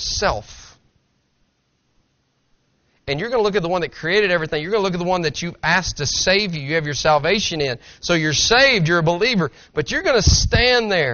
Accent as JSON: {"language": "English", "region": "Tennessee", "country": "United States", "said": "I'm from Tennessee. You understand that. I talk slower. I talk with a slang"}